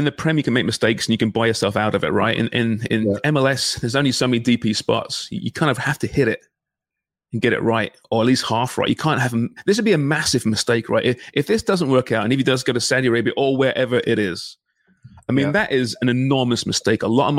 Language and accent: English; Canada; Jesus, it's tough being a Canadian soccer fan, throwing TFC.